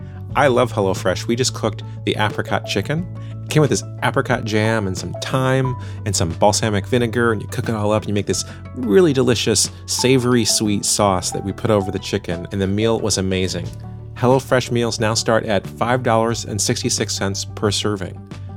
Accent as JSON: {"language": "English", "region": "Illinois", "country": "United States", "tie": "born or raised there", "said": "I was traveling to and from New York to my hometown in Illinois."}